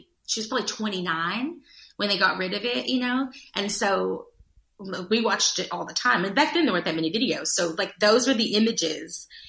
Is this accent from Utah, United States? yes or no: no; Judsonia, Arkansas, United States; I grew up in a small town outside of a bigger town